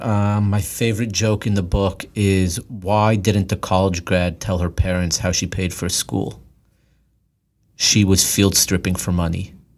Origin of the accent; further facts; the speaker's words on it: Los Angeles, California, United States; I grew up in Los Angeles